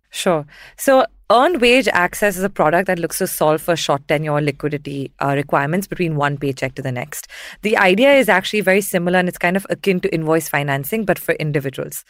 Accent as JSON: {"language": "English", "region": "southern India", "country": "India", "tie": "born or raised there", "also_born_or_lived": "Mumbai", "said": "I'm from Mumbai, spent most of my formative years in southern India"}